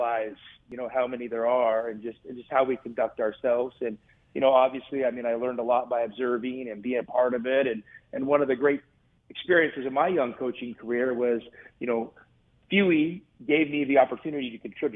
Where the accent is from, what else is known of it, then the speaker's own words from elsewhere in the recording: the Northwest, Pacific Northwest, United States; I grew up, you know, in the Northwest